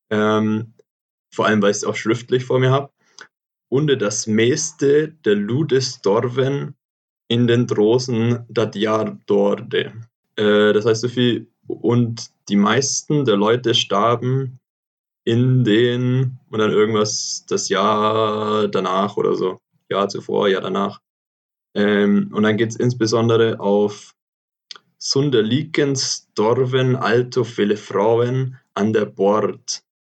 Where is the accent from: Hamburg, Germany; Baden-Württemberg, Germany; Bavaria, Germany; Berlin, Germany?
Bavaria, Germany; Augsburg; accent: Swabian; bei mir schwätzt man Schwäbisch